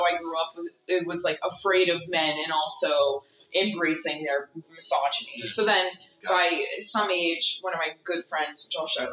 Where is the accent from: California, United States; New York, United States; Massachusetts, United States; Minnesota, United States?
Massachusetts, United States; I grew up in Massachusetts